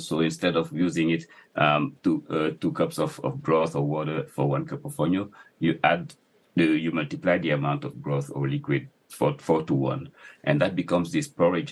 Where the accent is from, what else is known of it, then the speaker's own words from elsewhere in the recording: Dakar, Senegal; also born or lived in Casamance; I grew up in Dakar